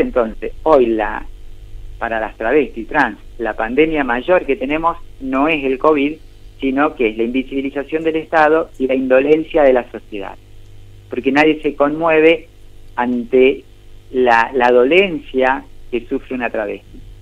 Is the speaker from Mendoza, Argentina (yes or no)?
yes; Maipú, Mendoza, Argentina; Yo nací aquí en Maipú, en Mendoza, en Argentina